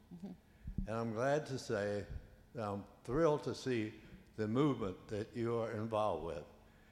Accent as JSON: {"language": "English", "area": "Rappahannock County", "region": "Virginia", "country": "United States", "tie": "born or raised there", "said": "I grew up in Rappahannock County"}